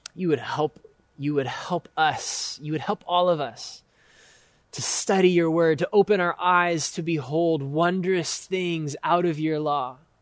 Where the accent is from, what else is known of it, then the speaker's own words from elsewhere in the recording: United States; for us as American Christians